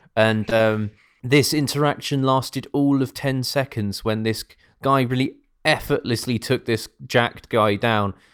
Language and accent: English; United Kingdom; now in Norwich, United Kingdom; being British